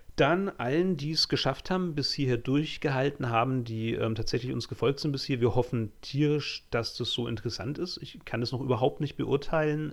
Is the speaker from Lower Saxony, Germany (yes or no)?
no; Franconia, rural area half an hour from Nuremberg, Bavaria, Germany; also born or lived in Utsunomiya, Japan; Ich komme ja wirklich vom Land. Also ich bin ja so ein fränkisches Landei. Ähm, auch nach Nürnberg hatte ich immer noch eine halbe Stunde Zugfahrt ähm, von meinem Heimatort aus.